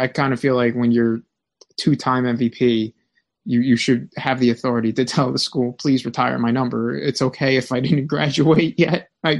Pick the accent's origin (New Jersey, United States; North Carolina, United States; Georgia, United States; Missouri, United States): New Jersey, United States; I'm from New Jersey.